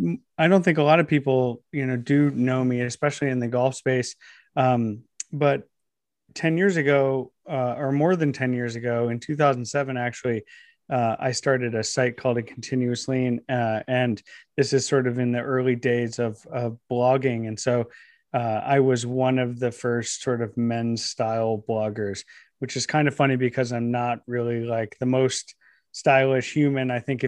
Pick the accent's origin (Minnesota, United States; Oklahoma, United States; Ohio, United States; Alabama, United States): Ohio, United States; I grew up in Northeast Ohio, and when I was growing up, I watched a lot of the manufacturing that just surrounded the area that I lived just sort of up and disappear.